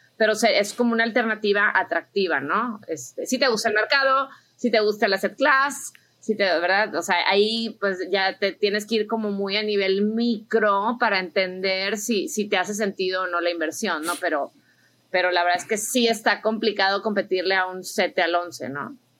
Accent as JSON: {"language": "Spanish", "country": "Mexico", "also_born_or_lived": "United States", "said": "soy mexicana, americana, invierto aquí, invierto allá"}